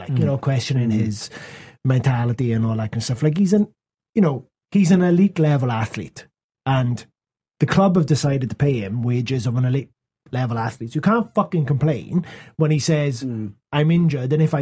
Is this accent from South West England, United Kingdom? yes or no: no; Wales, United Kingdom; I'm Welsh